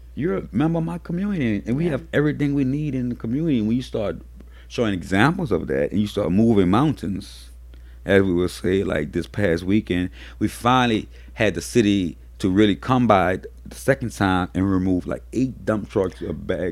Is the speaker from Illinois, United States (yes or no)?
no; New Orleans, Louisiana, United States; I'm raised in New Orleans, born and raised in New Orleans